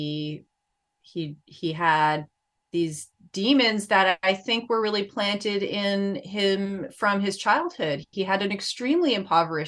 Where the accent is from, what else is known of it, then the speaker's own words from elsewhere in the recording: New England, United States; I grew up in New England